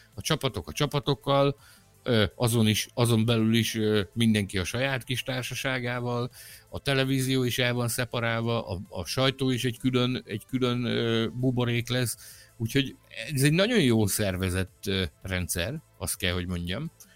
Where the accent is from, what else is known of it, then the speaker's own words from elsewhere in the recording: Hungary; magyar vagyok